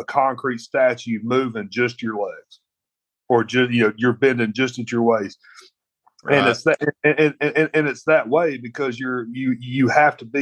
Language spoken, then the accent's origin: English; United States; I'm an American.